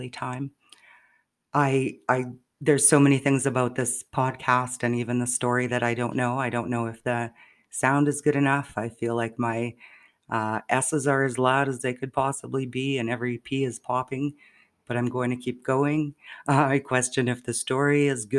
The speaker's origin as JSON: {"language": "English", "region": "Saskatchewan", "country": "Canada", "tie": "born or raised there", "moved": "yes", "said": "I will be back home in Saskatchewan, visiting my mom"}